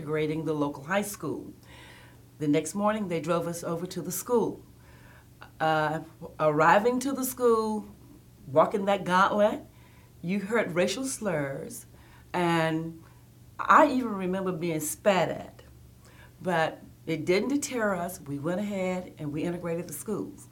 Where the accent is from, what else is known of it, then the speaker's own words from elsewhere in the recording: Tuscumbia, Alabama, United States; I grew up in what they call the Quad Cities in Alabama, specifically Tuscumbia, Alabama.